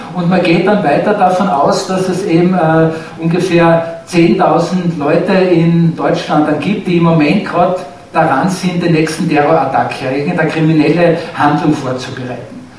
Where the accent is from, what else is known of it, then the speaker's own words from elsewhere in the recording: Austria; bei uns in Österreich